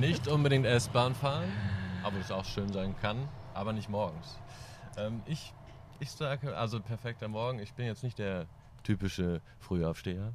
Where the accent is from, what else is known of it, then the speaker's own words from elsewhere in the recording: East Frisia, Lower Saxony, Germany; now in Cologne, Germany; ich komme ja so aus Ostfriesland